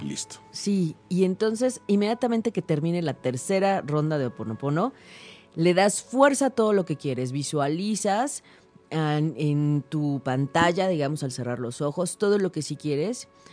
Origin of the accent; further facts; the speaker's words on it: Mexico; todos nosotros como mexicanos porque lo traemos en la sangre